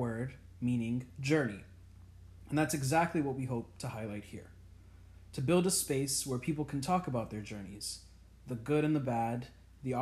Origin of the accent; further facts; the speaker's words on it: Virginia, United States; moved away as an adult; also born or lived in Ethiopia; now in Boston, United States; I was raised in Virginia, and I'm currently based in Boston